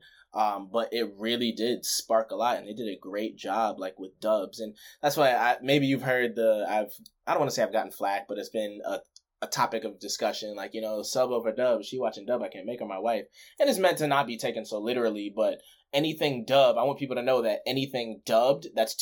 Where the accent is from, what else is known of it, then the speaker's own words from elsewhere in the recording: Amityville, New York, United States; moved away; I grew up in New York, Amityville, Long Island.